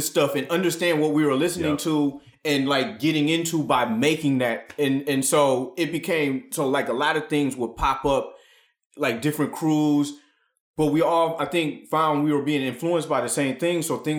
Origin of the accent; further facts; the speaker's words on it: Ann Arbor, Michigan, United States; we were growing up in Ann Arbor, Michigan, which is like a college town, which is like right outside of like the gravitational pull of Detroit.